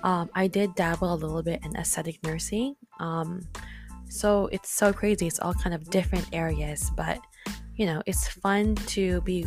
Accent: Philippines; also born or lived in Nevada, United States; now in California, United States; I just moved back to California from Nevada because, well, long story short, I am an international graduate from the Philippines with my BSN.

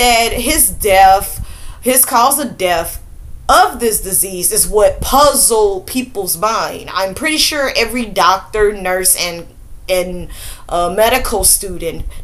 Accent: Mississippi, United States; I am from Mississippi

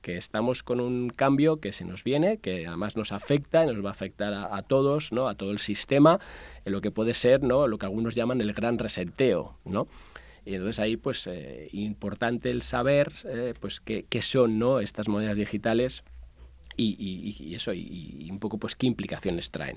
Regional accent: Majorca, Balearic Islands, Spain; now in Madrid, Spain; yo que soy mallorquín

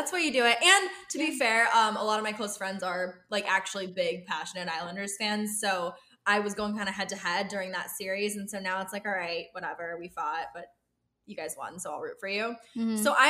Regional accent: Pittsburgh, Pennsylvania, United States; We're from Pittsburgh.

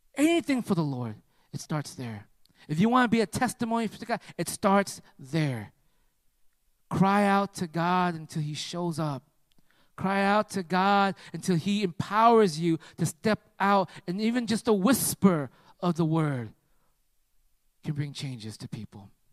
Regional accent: United States; I'm from America

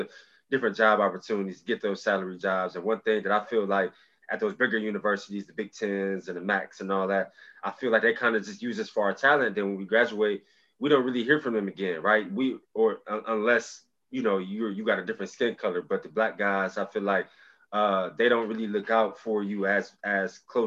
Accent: Cleveland, Ohio, United States; I grew up on Miles and Lee Road

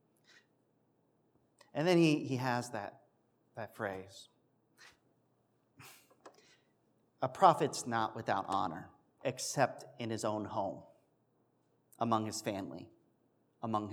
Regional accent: Pennsylvania, United States

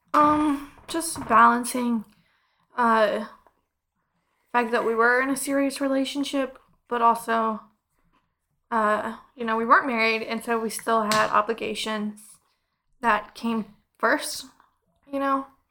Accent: Clever, Missouri, United States; I'm from Clever

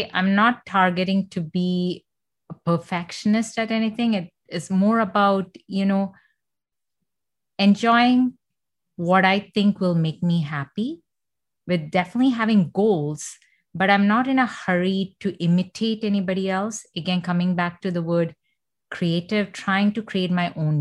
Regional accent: Doha, Qatar; first language Malayalam; English is a second language; now in Canada; I grew up in Doha, Qatar

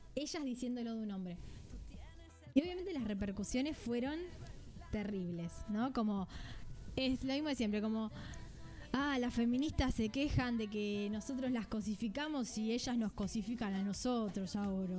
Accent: Argentina; siendo las dos argentinas

